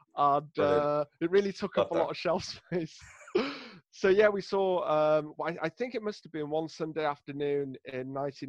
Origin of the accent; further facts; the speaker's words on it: Rhyl, Wales, United Kingdom; I'm from Rhyl in North Wales, which is known for being sunny. Sunny Rhyl, they call it.